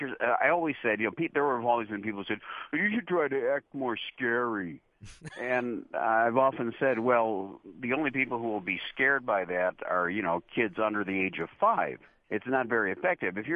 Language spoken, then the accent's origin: English; Chicago, Illinois, United States; also born or lived in Morton Grove / Niles; I was born in Chicago, and about 4 years after that, we moved to some suburbs of Chicago